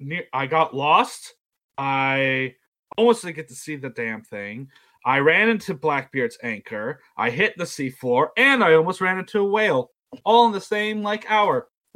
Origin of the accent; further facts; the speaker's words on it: Sullivan's Island, South Carolina, United States; I grew up on a little island in the Charleston area called Sullivan's Island.